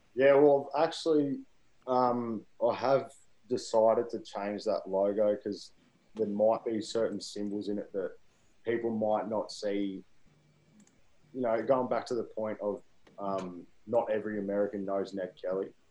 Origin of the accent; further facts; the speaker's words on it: Wodonga, Victoria, Australia; moved away as an adult; also born or lived in Queensland; now in Birmingham, United States; growing up in Wodonga